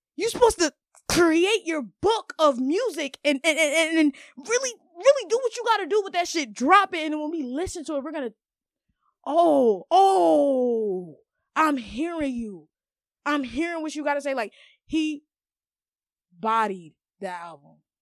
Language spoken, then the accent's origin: English; Maryland, United States; I'm a Maryland Haitian.